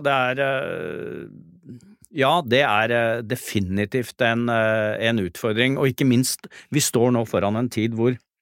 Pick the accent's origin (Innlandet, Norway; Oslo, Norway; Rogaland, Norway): Oslo, Norway; for å være her i Oslo, som er hjembyen min